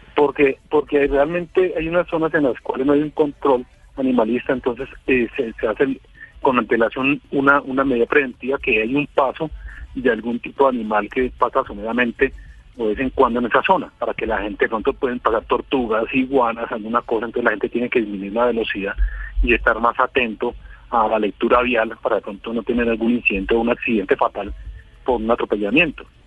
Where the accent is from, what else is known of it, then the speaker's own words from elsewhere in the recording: Colombia; aquí como unos colombianos